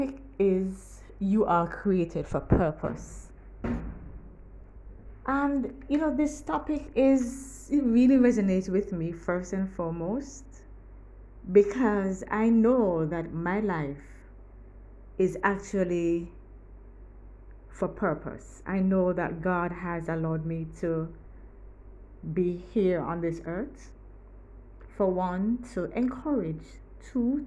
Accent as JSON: {"language": "English", "town": "Kingston", "region": "Kingston Parish", "country": "Jamaica", "said": "I'm from Kingston, Jamaica"}